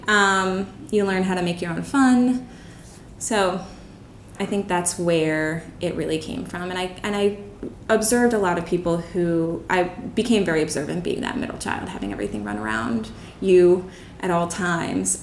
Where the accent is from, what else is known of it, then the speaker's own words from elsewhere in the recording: Bucks County, Pennsylvania, United States; moved away as an adult; now in Chiang Mai, Thailand; i'm from bucks county pennsylvania it's a, about an hour outside of philadelphia